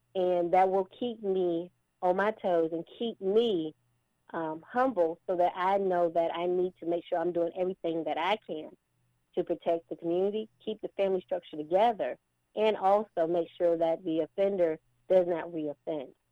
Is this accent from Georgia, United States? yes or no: yes; Baldwin County, Georgia, United States; I'm from Baldwin County, also having lived here and, and, and raised here